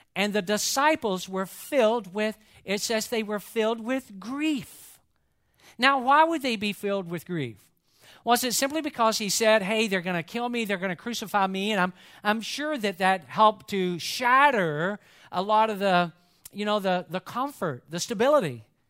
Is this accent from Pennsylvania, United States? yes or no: no; Atlanta, Georgia, United States; growing up in Atlanta, I am a huge Georgia Bulldog